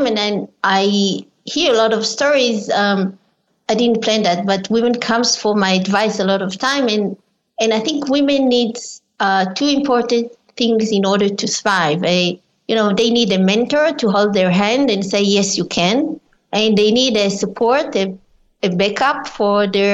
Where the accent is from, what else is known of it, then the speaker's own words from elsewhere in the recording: Israel; I was born in Israel as well as my mother